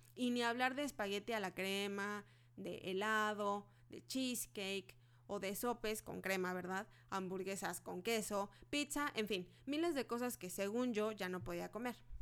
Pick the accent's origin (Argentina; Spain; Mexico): Mexico; Soy mexicana